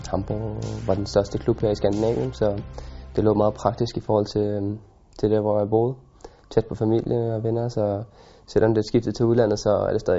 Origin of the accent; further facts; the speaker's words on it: Denmark; now in Germany; som dansker